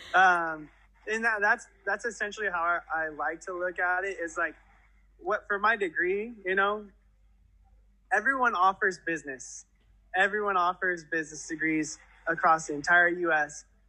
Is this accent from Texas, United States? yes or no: no; Antelope Valley, California, United States; born or raised there